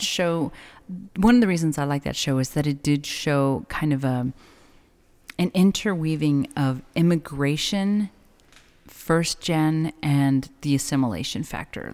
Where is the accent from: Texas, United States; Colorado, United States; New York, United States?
Texas, United States; El Paso; now in Las Cruces, United States; being born and raised in El Paso